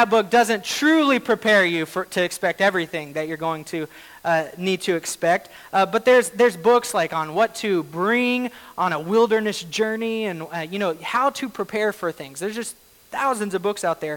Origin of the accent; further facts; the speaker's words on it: Oklahoma, United States; moved away as an adult; now in Washington, United States; I grew up in Oklahoma